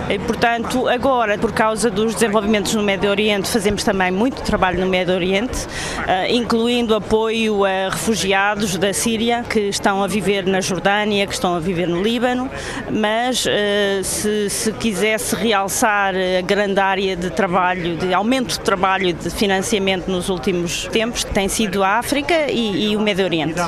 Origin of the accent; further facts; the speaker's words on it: Portugal; sou portuguesa